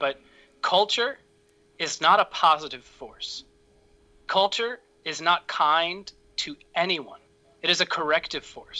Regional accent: Massapequa, New York, United States; accent: New York; moved away as an adult; now in Maryland, United States; I'm from Massapequa

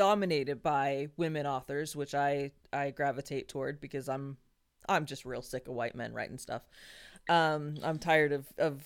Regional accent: New Mexico, United States; I'm from New Mexico.

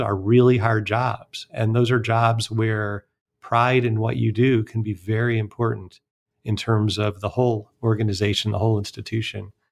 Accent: Cleveland, Ohio, United States; I enjoyed growing up outside Cleveland, Ohio

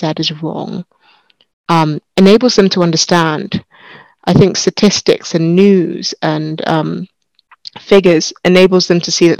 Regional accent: United Kingdom; I'm a British-born Nigerian by background.

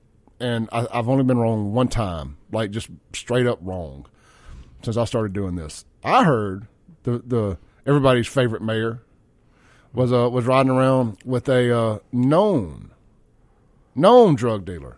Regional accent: Jackson, Mississippi, United States; also born or lived in Rankin County, Mississippi; I grew up in South Jackson.

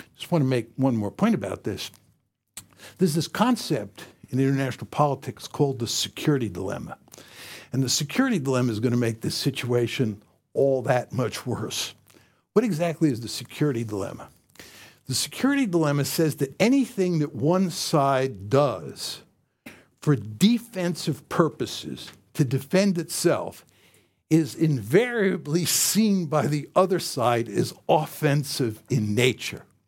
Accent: United States; being an American

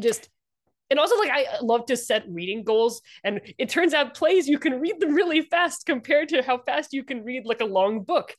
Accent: Washington, District of Columbia, United States; also born or lived in Indianapolis; I grew up, uh, D C and, um, my, my family is from the Midwest

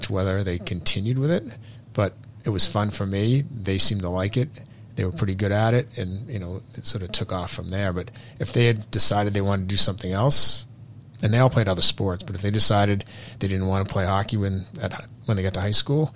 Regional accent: Burlington, Massachusetts, United States; I grew up in Burlington, so I'm local.

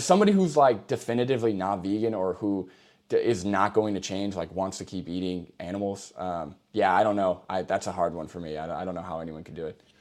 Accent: New York, United States; now in Massachusetts, United States; I'm originally from New York.

